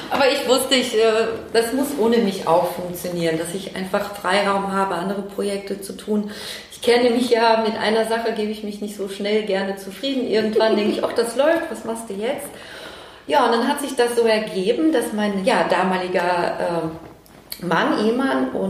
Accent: Cologne, North Rhine-Westphalia, Germany; damit wir auch hier in Köln, klar, es war hier auch meine, meine Zukunft äh, in Köln und in meiner Heimat

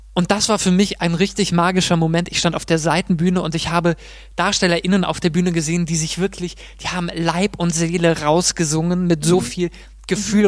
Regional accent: Mainz, Rhineland-Palatinate, Germany; moved away as an adult; also born or lived in Munich; wie in Mainz, wie in meiner Heimat

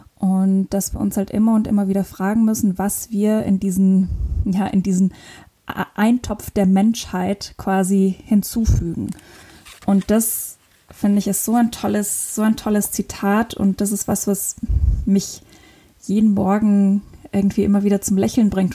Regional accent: northern Luxembourg, Luxembourg; moved away as an adult; also born or lived in Innsbruck, Austria / Cape Verde / Lisbon, Portugal; Ich komme aus Luxemburg, bin im tiefen Norden Luxemburgs geboren und aufgewachsen mit ganz vielen Tieren.

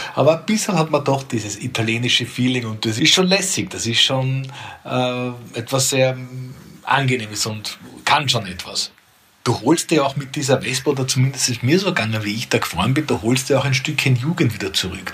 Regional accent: Perchtoldsdorf, Lower Austria, Austria; aus Berchtesdorf, meinem Heimatort, wo ich jetzt bei mir im Büro sitze

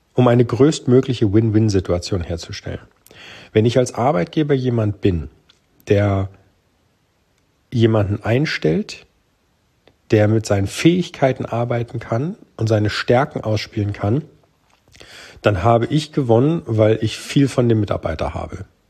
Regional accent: Germany; bei uns in Deutschland

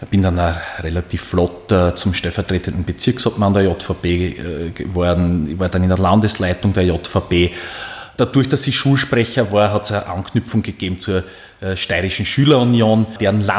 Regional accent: Hitzendorf, Styria, Austria; da war dann mein damaliger Bürgermeister in Hitzendorf, wo ich herkomme, das ist meine Heimatgemeinde Hitzendorf in Graz Umgebung

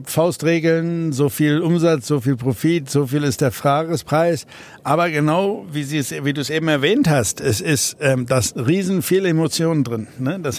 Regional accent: South Africa; German is a second language; moved away as an adult; Aus, wir sind aus äh, persönlichen Gründen aus Südafrika ausgewandert, ähm, einfach weil es gefährlicher wurde

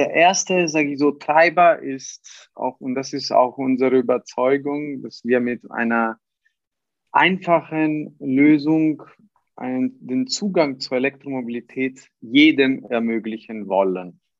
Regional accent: Italy; born there; Ich bin gebürtiger Italiener, aber äh, schon länger auch in, äh, im, im deutschen und internationalen Bereich tätig.

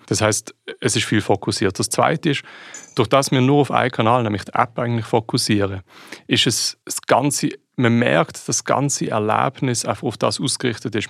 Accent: Switzerland; ich als Schweizer

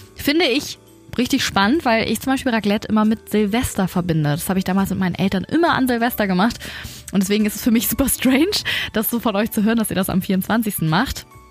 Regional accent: Germany; bei uns in Deutschland

